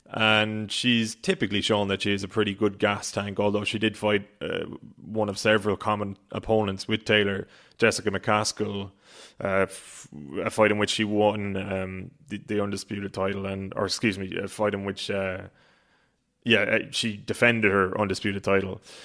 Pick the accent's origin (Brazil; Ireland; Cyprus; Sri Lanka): Ireland; being an Irish sports fan, which everybody knows I am